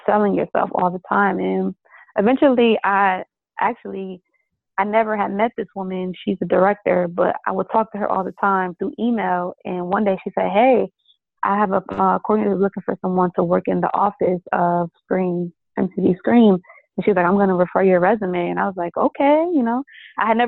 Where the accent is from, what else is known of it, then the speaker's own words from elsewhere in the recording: Bridgeport, Connecticut, United States; now in Atlanta, United States; I'm from Bridgeport, which is 45 minutes from New York